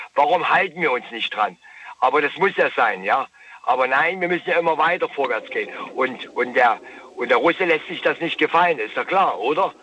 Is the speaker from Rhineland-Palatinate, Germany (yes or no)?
yes; Kobern-Gondorf, on the Moselle, Rhineland-Palatinate, Germany; Ich komme aus Gobergondorf, an der Mosel unten her